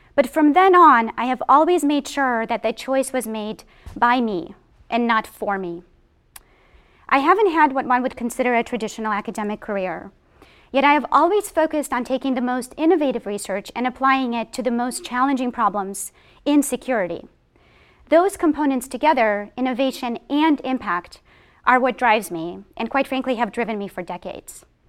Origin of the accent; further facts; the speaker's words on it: Boston, Massachusetts, United States; I am from Boston